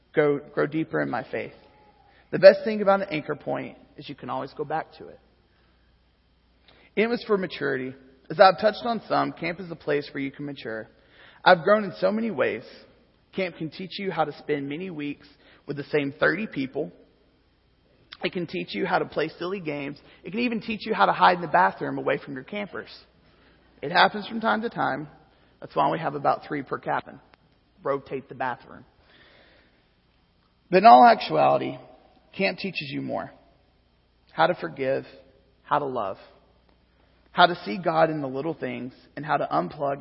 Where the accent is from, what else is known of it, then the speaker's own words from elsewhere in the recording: Arkansas, United States; moved away as an adult; also born or lived in Lubbock, Texas; I'm from Arkansas, guys. I moved further south